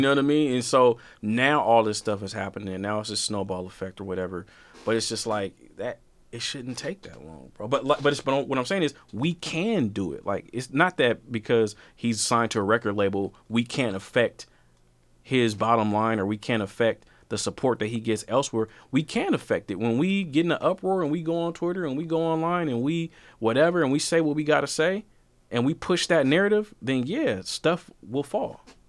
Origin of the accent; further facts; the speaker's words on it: Portland, Oregon, United States; I'm from Portland